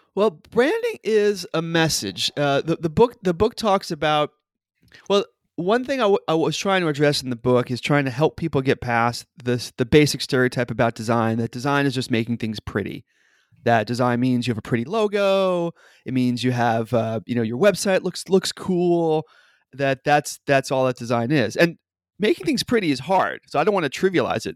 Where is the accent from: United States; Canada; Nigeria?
United States; New York City, New York; now in Seattle, United States; I live in Seattle, as you said, but I grew up in New York City